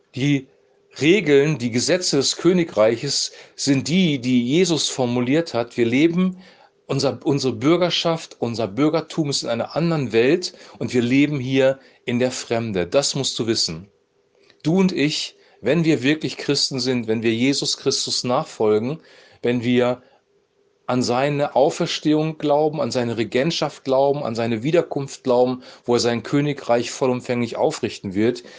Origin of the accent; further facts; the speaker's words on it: Germany; wir jetzt hier in Deutschland als Deutscher leben